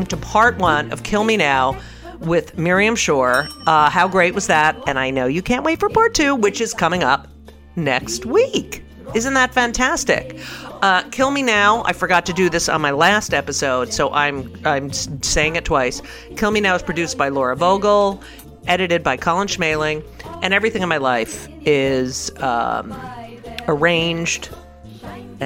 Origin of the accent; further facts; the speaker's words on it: New Jersey, United States; I grew up in New Jersey